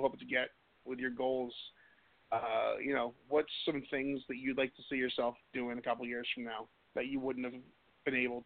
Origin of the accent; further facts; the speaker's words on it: Boston, Massachusetts, United States; I'm from Boston